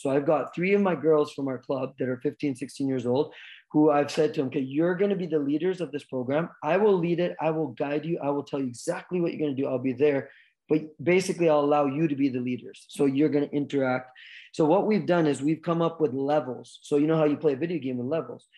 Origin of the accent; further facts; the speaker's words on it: Vancouver Island, British Columbia, Canada; also born or lived in United States; I'm Canadian kid, born and raised